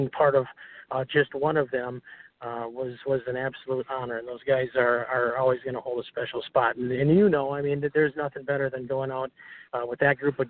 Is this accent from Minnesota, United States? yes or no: yes; Hastings, Minnesota, United States; It's a little AM station down in Hastings, which is my hometown